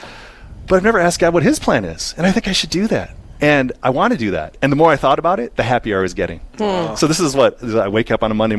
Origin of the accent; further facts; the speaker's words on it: Eagan, Minnesota, United States; I grew up in the Twin Cities in Eagan, which is a suburb of St. Paul